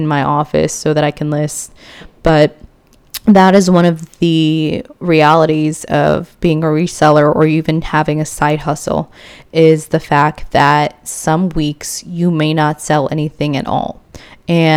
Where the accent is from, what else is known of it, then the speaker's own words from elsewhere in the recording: Philippines; moved away; my home country, the Philippines